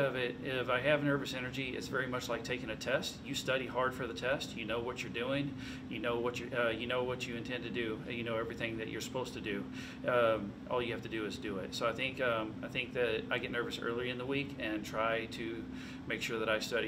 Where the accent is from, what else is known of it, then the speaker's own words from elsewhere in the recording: San Angelo, Texas, United States; started pushing comedy in my hometown of San Angelo